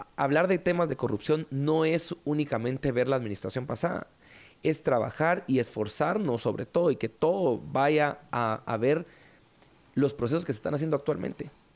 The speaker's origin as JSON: {"language": "Spanish", "country": "Guatemala", "said": "en nuestra mentalidad como guatemaltecos"}